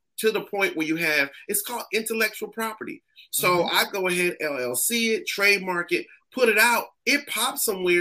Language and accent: English; Springfield, Massachusetts, United States; now in Atlanta, United States; I'm from Springfield, Massachusetts, where the Hall of Fame is